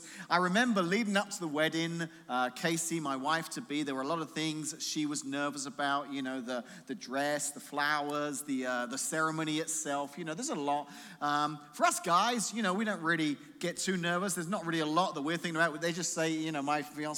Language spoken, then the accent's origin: English; England, United Kingdom; moved away; being English